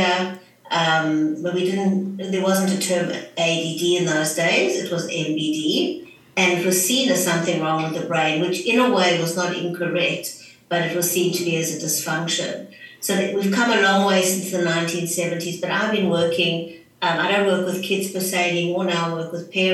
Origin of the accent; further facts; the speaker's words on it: South Africa; moved away as an adult; also born or lived in Johannesburg; now in Sydney, Australia; I'm originally from South Africa, but I now live in Sydney, Australia